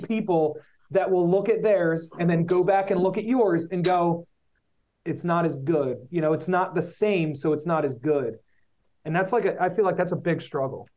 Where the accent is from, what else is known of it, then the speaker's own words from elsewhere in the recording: Philadelphia, Pennsylvania, United States; we're from Philly